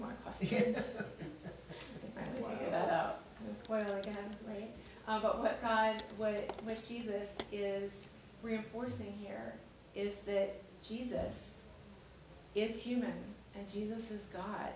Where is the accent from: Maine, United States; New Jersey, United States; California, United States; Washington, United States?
Maine, United States; Lewiston; I'm from Lewiston too